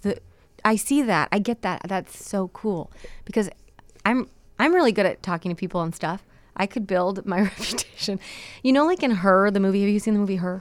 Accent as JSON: {"language": "English", "town": "Chicago", "region": "Illinois", "country": "United States", "said": "I'm from Chicago"}